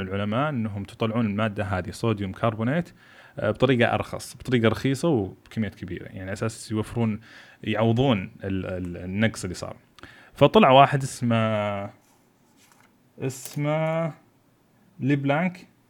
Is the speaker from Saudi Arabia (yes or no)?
yes; Saudi Arabia; أنا سعودي خريج البترول